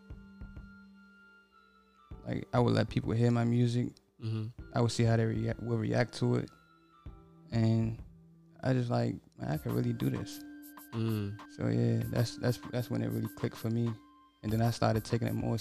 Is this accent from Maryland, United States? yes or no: yes; Glen Allen, Maryland, United States; I'm from Glen Allen, Maryland